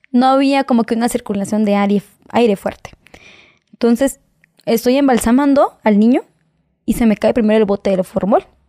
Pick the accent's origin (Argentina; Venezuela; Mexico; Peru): Mexico; nosotros como mexicanos